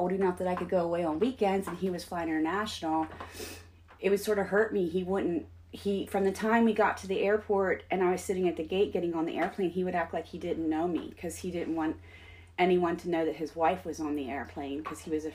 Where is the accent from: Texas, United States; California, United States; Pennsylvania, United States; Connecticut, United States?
Pennsylvania, United States; I grew up in Pennsylvania, so I was more meat and potatoes kind of person.